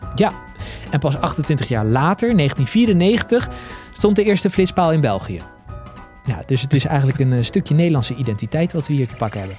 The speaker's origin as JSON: {"language": "Dutch", "country": "Netherlands", "said": "als Nederlander"}